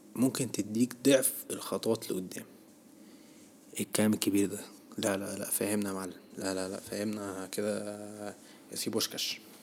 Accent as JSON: {"language": "Arabic", "country": "Egypt", "said": "احنا كشعب مصري"}